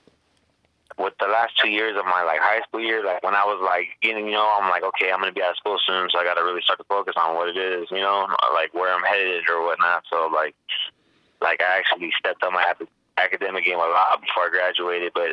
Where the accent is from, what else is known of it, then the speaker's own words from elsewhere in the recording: Riverside, California, United States; I grew up in Riverside, California, a neighborhood of Casablanca, California.